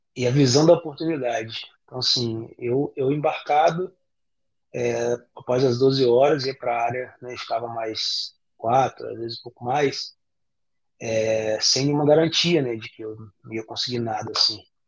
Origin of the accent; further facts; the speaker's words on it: Campos dos Goytacazes, Rio de Janeiro, Brazil; eu, eu venho de, de Campos, né, Campos do Goitacazes, que é o interior do Rio, norte do estado do Rio